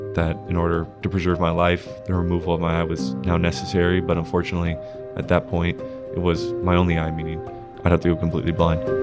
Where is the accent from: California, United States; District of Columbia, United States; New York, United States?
California, United States; Huntington Beach; I was born in Huntington Beach and I have lived there ever since